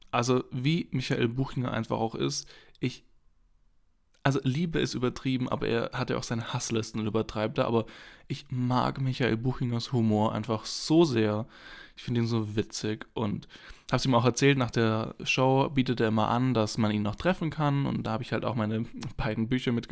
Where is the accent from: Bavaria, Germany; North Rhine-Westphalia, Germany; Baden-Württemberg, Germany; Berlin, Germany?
Baden-Württemberg, Germany; Heidenheim; Ich komme ja aus Heidenheim. Das ist eine kleine Stadt im äh, Südwesten Deutschlands, auf der Schwäbischen Ostalb. Und da komme ich ja her.